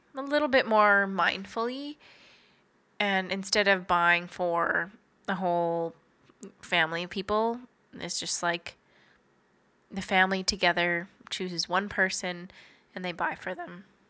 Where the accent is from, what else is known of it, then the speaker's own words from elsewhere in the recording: Kenora, Ontario, Canada; we are both from Kenora, Ontario, so northwestern Ontario